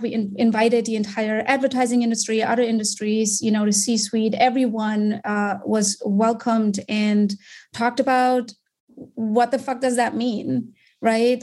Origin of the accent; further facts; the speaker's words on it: Germany; moved away as an adult; also born or lived in Munich; now in United States; I'm born and raised in Germany.